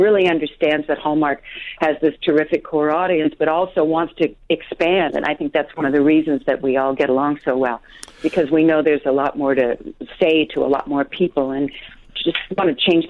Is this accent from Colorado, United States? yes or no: yes; Colorado, United States; I'm from Colorado.